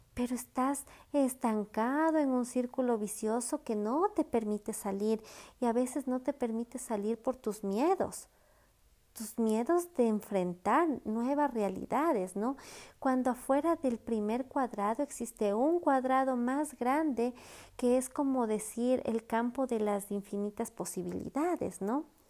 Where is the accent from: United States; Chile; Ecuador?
Ecuador; moved away; Cuando regreso a mi casa, a Ecuador, yo soy la hija, yo soy la sobrina, yo soy la nieta